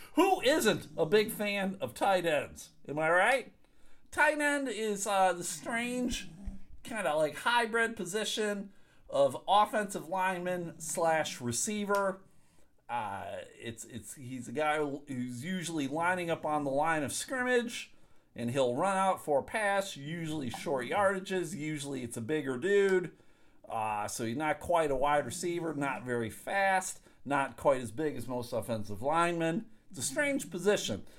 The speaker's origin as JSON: {"language": "English", "town": "Clarence", "region": "New York", "country": "United States", "tie": "born or raised there", "said": "I grew up in Clarence, New York, right outside of Buffalo, 15 minutes outside of Buffalo"}